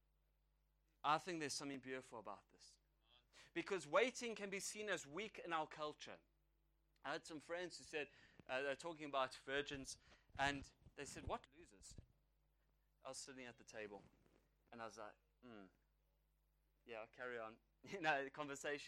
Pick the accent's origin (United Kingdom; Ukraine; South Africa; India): South Africa; an Irish young man from South Africa.